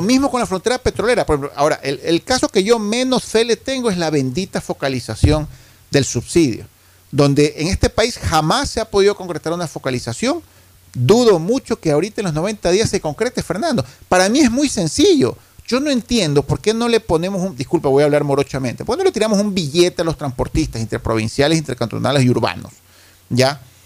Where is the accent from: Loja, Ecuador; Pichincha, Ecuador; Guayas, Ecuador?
Guayas, Ecuador; Guayaquil; como guayaquileño